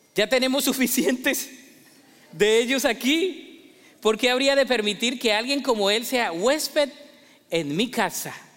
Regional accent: Colombia; en mi país, Colombia

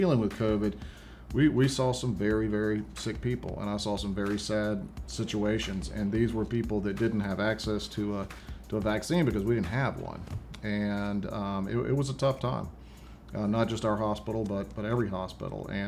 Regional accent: Vicksburg, Mississippi, United States; the city where I grew up in Vicksburg, Mississippi

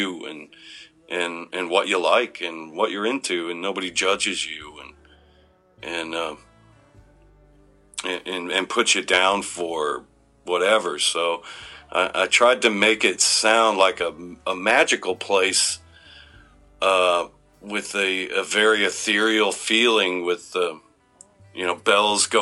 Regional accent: Detroit, Michigan, United States; moved away; we're from Detroit.

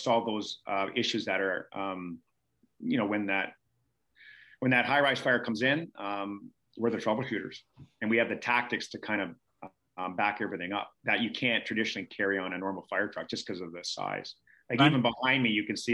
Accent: Canada; I was from Canada

